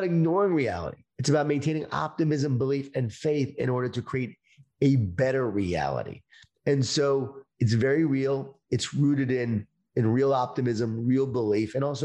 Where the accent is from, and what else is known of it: Long Island, New York, United States; born or raised there